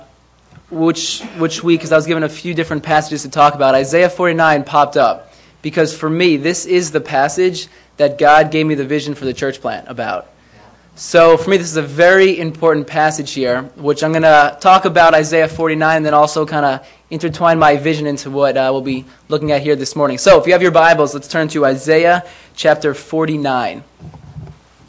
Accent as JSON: {"language": "English", "town": "White Plains", "region": "New York", "country": "United States", "said": "I am from White Plains"}